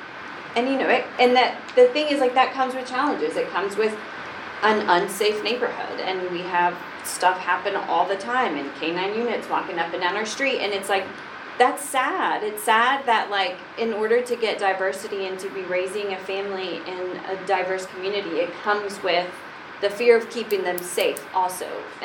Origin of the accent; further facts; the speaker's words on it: Brentwood, United States; Like, we grew up in Brentwood, and she was like, nobody here is Hispanic.